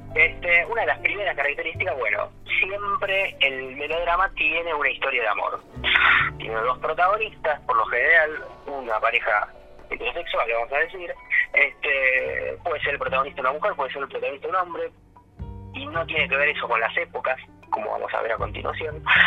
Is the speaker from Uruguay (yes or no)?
no; Argentina; de nuestra cultura como argentinos y como latinoamericanos